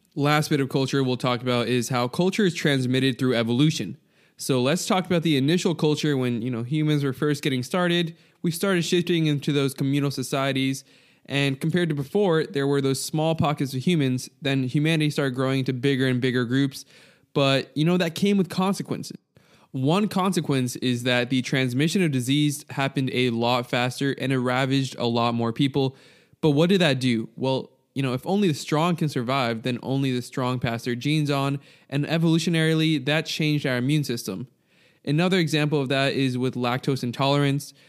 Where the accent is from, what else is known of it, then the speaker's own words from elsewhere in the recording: United States; I'm American